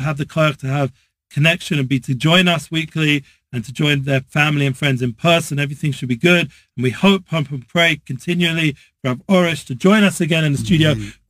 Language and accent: English; England, United Kingdom; Yes, I'm English.